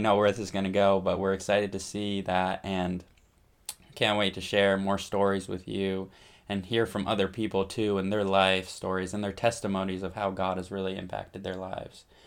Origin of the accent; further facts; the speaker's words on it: Essex, Vermont, United States; I am from Essex, Vermont